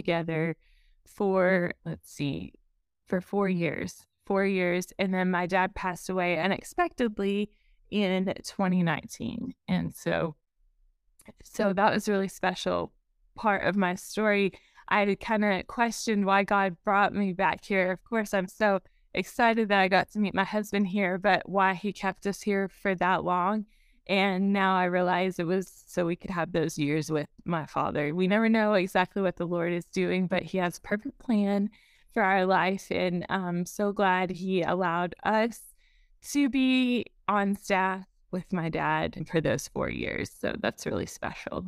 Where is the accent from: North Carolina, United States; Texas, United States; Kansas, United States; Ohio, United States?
Texas, United States; Eastern Texas Panhandle, United States; also born or lived in Sulphur Springs, East Texas; I have been here in the Eastern Texas Panhandle the, since I was seven, except for going to college